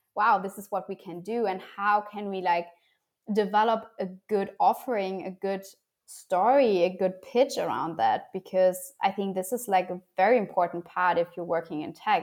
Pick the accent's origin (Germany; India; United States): Germany; I was born and raised in Germany.